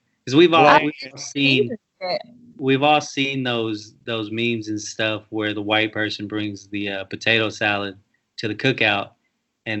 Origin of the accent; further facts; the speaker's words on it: Texas, United States; I'm from Texas, and I don't even speak Spanish